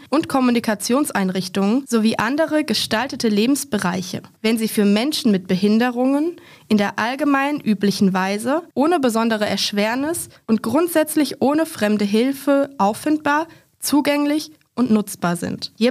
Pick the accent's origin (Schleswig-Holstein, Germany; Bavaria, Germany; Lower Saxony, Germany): Bavaria, Germany; Aschaffenburg; ich kenne es tatsächlich aus Aschaffenburg, das ist eine Kleinstadt in Nordbayern, wo ich herkomme.